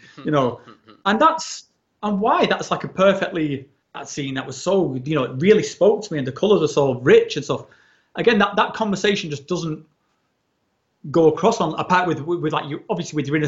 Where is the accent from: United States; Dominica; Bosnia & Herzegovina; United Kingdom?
United Kingdom; England; moved away as an adult; also born or lived in mainland Europe; when I was in like my late 30s, I relocated from England into sort of mainland Europe